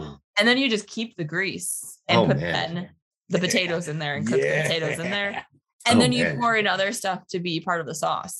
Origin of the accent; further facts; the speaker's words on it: Buffalo, New York, United States; now in New Jersey, United States; I grew up around Buffalo.